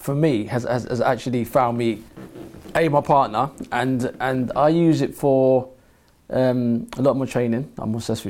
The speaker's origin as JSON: {"language": "English", "region": "London", "country": "United Kingdom", "said": "I'm from London. I grew up with the Gucci loafers, the slim..."}